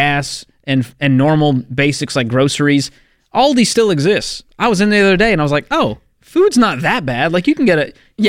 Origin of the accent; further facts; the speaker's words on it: Boston, Massachusetts, United States; I'm from Boston.